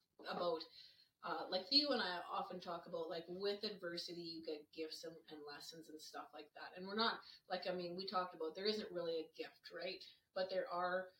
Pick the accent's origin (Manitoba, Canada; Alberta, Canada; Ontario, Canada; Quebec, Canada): Manitoba, Canada; Reston; also born or lived in Cromer, Manitoba; growing up in Cromer and Reston